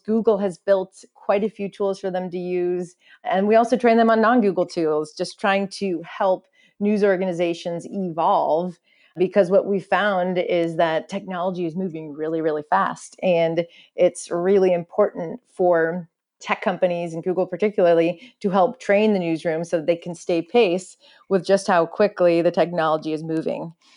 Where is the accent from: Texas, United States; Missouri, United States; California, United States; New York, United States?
California, United States; Silicon Valley; I grew up in the Silicon Valley